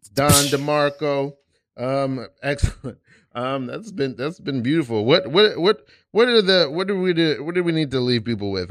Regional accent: New York, United States; also born or lived in Savannah, Georgia; from New York. I'm from East New York.

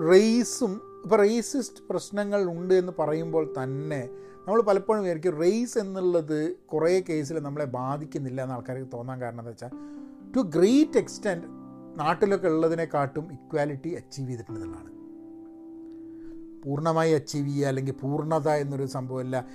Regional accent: Dubai, United Arab Emirates; ഞാൻ ദുബായിൽ വളർന്നതാണ് പിന്നെ ദുബായിൽ ജോലി എടുക്കുകയാണ്

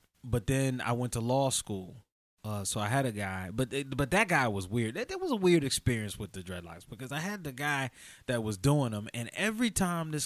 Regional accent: Chester, Pennsylvania, United States; I'm from the Philly area, Chester, PA.

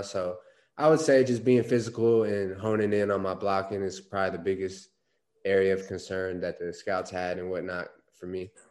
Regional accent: Phoenix, Arizona, United States; I'm actually born and raised in Phoenix. Um, grew up here, went to high school at Boulder Creek High School, about 30 minutes north of Phoenix

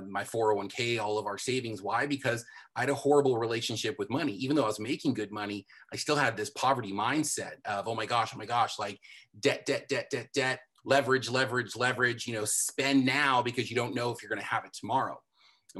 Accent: Southern California, United States; I'm born and raised in Southern California

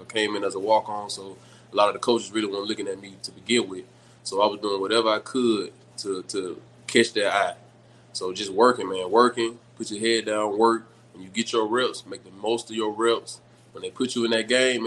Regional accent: Citronelle, Alabama, United States; also born or lived in Mobile, Alabama; So I'm from a country town. I'm from Chuntool, Alabama.

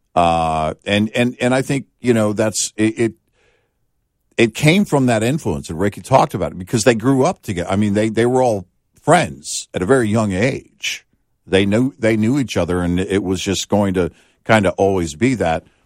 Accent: the South, United States; growing up in the South, it had a feel like a hot summer day.

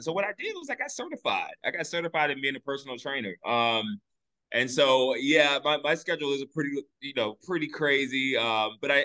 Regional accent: Richmond, Virginia, United States; also born or lived in Washington, D.C.; I was born right here in Richmond, Virginia.

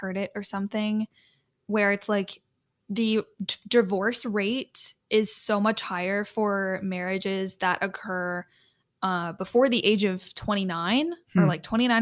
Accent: Chicago, Illinois, United States; moved away as an adult; now in Dallas, United States; my hometown area, Chicago

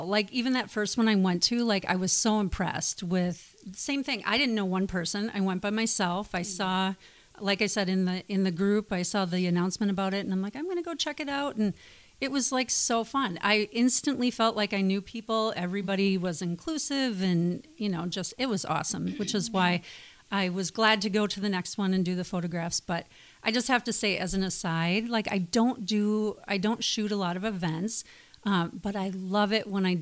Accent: Wisconsin, United States; moved away as an adult; now in Beaverton, United States; I hail from the Midwest, Wisconsin, to be precise

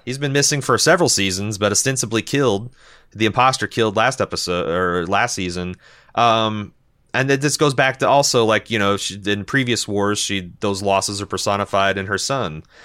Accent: Midwest, United States; we're from the Midwest

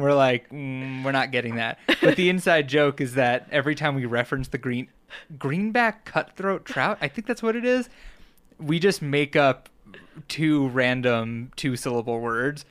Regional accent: Long Island, New York, United States; born or raised there; now in Colorado, United States

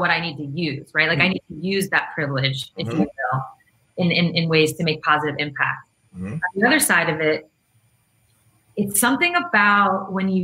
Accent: Long Island, Queens, New York, United States; also born or lived in Russia; I went to school in Queens. I was, you know, from Long Island

